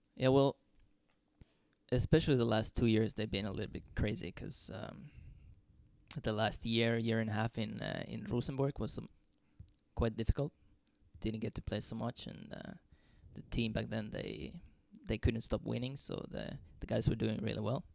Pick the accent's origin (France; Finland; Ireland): Finland; moved away as an adult; also born or lived in Trondheim, Norway / Dundee, Scotland; now in Skien, Norway